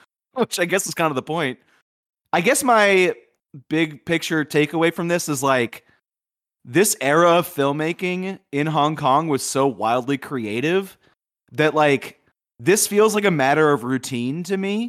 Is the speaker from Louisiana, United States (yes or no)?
yes; Louisiana, United States; growing up in Louisiana in the eighties